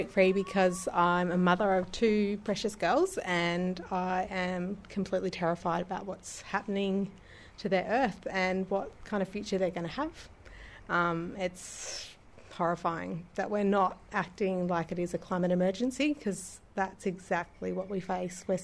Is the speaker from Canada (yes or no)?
no; Coffs Harbour, New South Wales, Australia; I'm from Coffs Harbour.